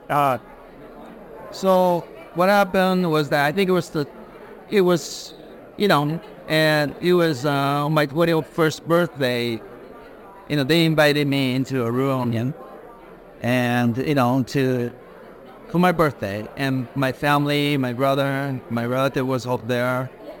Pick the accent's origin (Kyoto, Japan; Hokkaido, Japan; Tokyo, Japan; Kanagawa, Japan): Tokyo, Japan; also born or lived in Sydney, Australia / New York, United States; I was born in Sydney, raised in Tokyo and in New York.